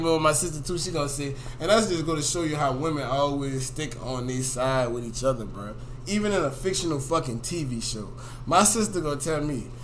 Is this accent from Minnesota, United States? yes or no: no; Harvey, Louisiana, United States; I'm from Harvey